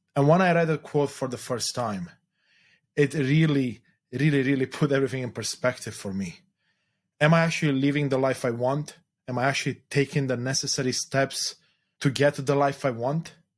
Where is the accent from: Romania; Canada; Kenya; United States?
Romania; moved away; I was born in Eastern Europe, in Romania specifically during the communist era